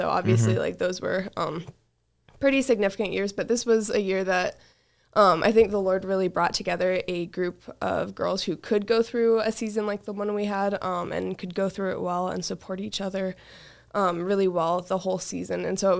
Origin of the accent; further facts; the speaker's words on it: Wyoming, United States; So, I grew up in Wyoming.